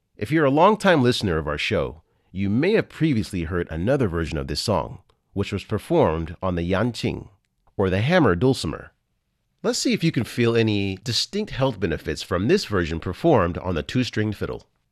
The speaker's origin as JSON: {"language": "English", "country": "United States", "said": "I'm from the States"}